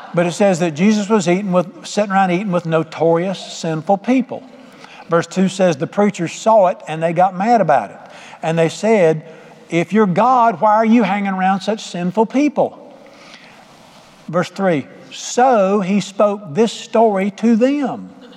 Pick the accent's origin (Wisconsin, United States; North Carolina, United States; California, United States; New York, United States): North Carolina, United States; Charlotte; moved away as an adult; I grew up in Charlotte